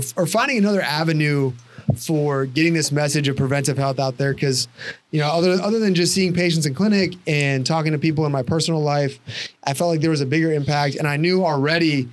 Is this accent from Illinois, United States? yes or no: yes; Chicago area, Illinois, United States; also born or lived in Indianapolis; I grew up like probably 20 miles from here.